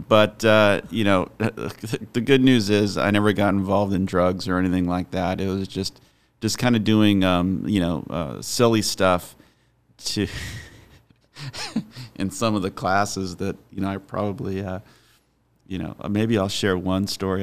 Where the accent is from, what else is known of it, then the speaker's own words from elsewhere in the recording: Highland, California, United States; I grew up in, in Highland, so it's on the, I guess it would be the, the east part of the San Bernardino Valley